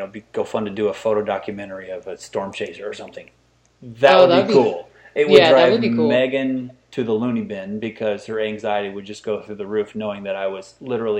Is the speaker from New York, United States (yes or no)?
no; central Illinois, United States; I grew up in the Midwest in central Illinois